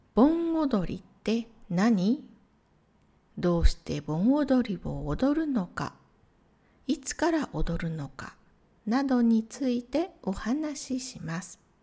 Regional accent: Matsuyama, Ehime, Japan; 私の地元愛媛県松山市

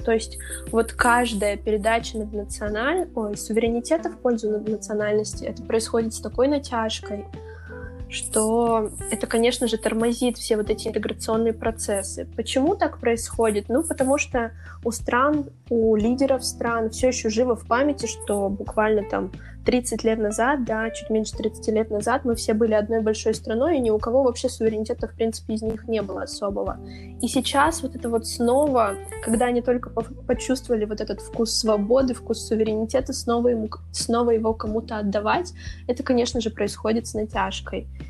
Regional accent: Siberia, Russia; я россиянка, там, я сибирячка

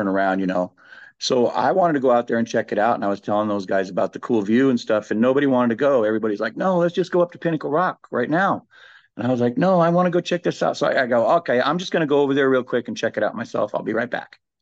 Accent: Lake County, Northern California, United States; I'm from Lake County in Northern California.

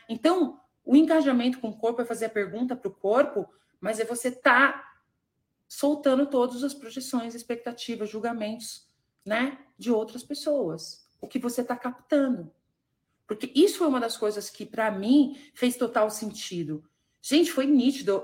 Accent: Varginha, Minas Gerais, Brazil; lá de Varginha, gente, é lá da minha cidade

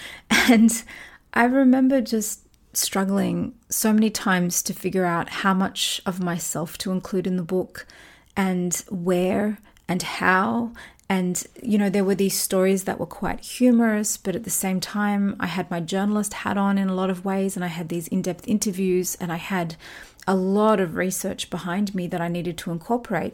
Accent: Australia; I talked about my own experiences growing up in Australia

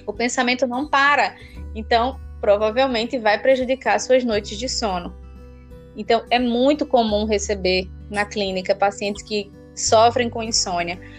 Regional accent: Alagoas, Brazil; also born or lived in Rio de Janeiro; Mas muito nova eu vim pro, pro, pra Alagoas. Então, atualmente eu moro no interior de Alagoas. E acho que minha vida inteira foi aqui.

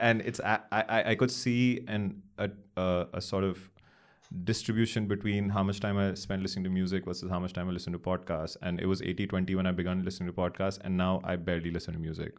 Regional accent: Delhi, India; also born or lived in Chennai; born and raised in Delhi

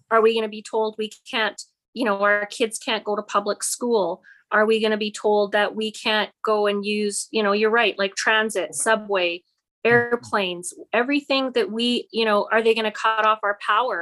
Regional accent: Grande Prairie, Alberta, Canada; moved away as an adult; also born or lived in Fort St. John; now in Kamloops, Canada; I am actually born and raised in Alberta. My family originated in Calgary, and I was raised in Grand Prairie.

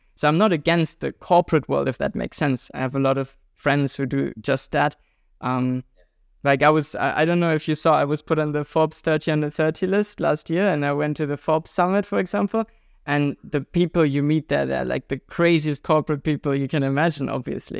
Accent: Germany; we Germans

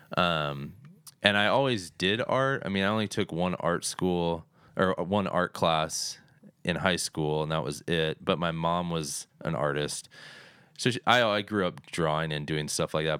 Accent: Phoenix, Arizona, United States; I was born and raised in Phoenix

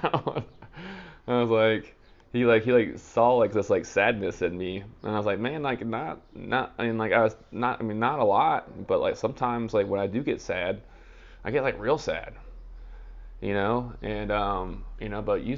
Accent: United States; I'm American and I don't speak other languages

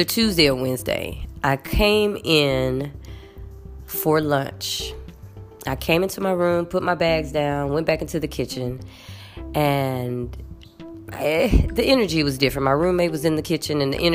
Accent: United States; moved away; I'm American

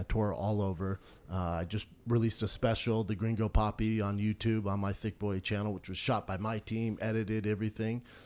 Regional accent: Aurora, Colorado, United States; moved away; also born or lived in Venice Beach, California; I grew up in Aurora, Colorado, which was predominantly like a black neighborhood.

